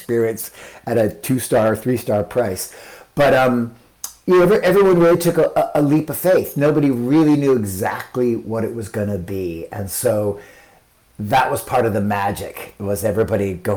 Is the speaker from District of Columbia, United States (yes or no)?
no; Utah, United States; moved away; I grew up in Utah